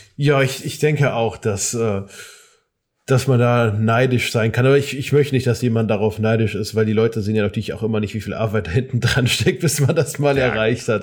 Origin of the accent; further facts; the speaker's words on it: Darmstadt, Hesse, Germany; bei mir aus Darmstadt, aus meiner Heimatstadt